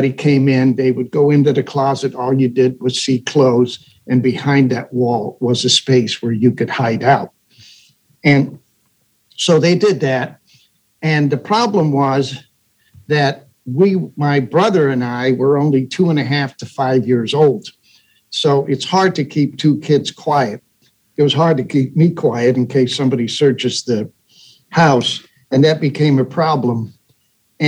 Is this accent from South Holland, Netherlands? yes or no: no; Amsterdam, North Holland, Netherlands; I was born in Amsterdam, Holland during the Second World War. And I lived on the Prinsengracht